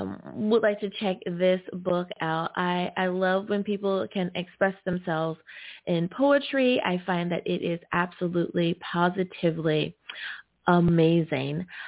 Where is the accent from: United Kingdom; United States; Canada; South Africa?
United States; U.S. of A, my home country